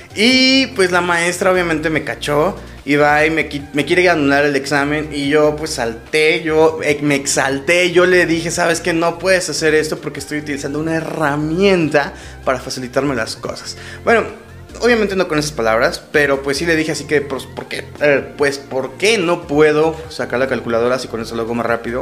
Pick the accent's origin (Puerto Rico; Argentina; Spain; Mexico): Mexico; en México, en mi país